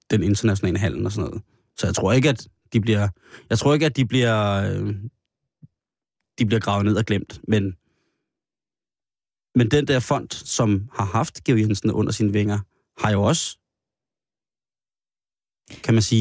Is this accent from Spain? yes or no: yes; Spain; Undskyld. Ikke fra det Spanien, hvor jeg er fra.